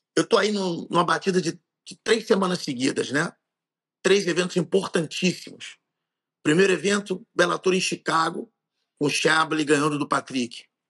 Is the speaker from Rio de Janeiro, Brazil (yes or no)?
yes; Rio de Janeiro, Brazil; eu sou carioca